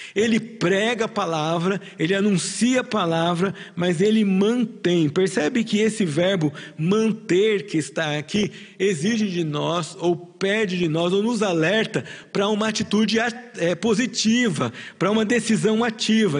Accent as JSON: {"language": "Portuguese", "country": "Brazil", "said": "você e eu, como brasileiros"}